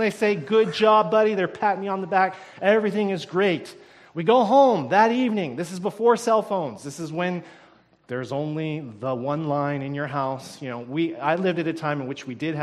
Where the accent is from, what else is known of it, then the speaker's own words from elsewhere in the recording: United States; now in Canada; being an American, I haven't really noticed something really similar to this here in Canada